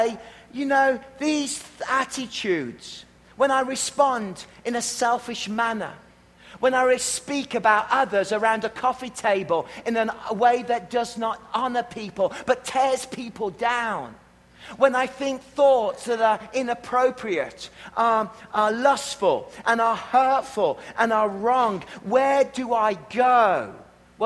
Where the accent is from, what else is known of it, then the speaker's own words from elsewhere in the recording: Worcestershire, West Midlands, United Kingdom; now in Canada; I'm from Worcestershire.